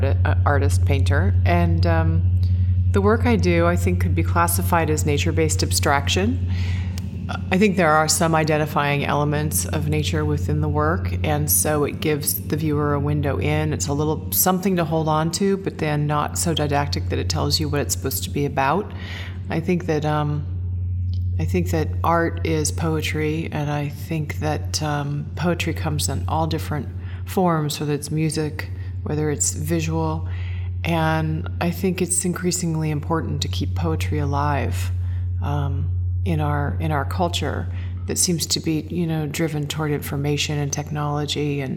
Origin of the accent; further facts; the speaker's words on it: Seaside, Oregon, United States; Well, I was born in the Northwest, Seaside, Oregon.